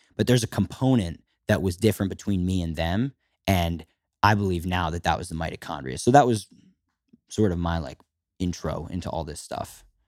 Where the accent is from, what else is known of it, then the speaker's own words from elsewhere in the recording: Philadelphia, Pennsylvania, United States; I was fourteen years old and living, growing up in Philadelphia, a suburb